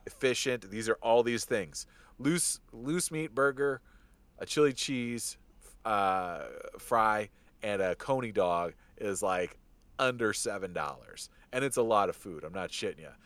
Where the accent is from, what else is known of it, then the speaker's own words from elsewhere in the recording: just outside of Detroit, Michigan, United States; I grew up just outside of Detroit and Michigan